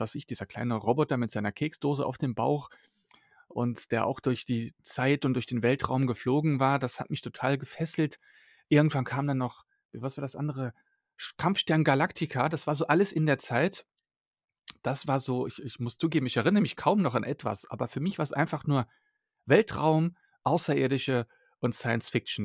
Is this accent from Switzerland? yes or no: no; Germany; German is a second language; also born or lived in Belgium; bin als Kind mit meiner Eltern nach Deutschland umgezogen und dann ja, bin ich hier einfach aufgewachsen